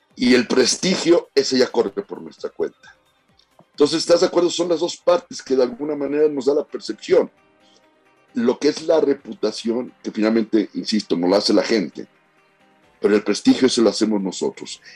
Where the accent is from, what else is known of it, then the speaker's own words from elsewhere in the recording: Sinaloa, Mexico; la gente que somos de Sinaloa